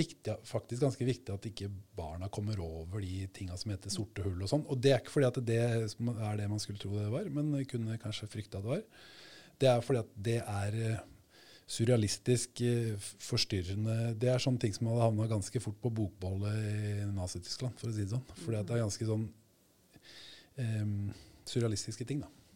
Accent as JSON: {"language": "Norwegian", "country": "Sweden", "tie": "born or raised there", "moved": "yes", "lives_now": "Norway", "said": "jeg vokste opp i Sverige"}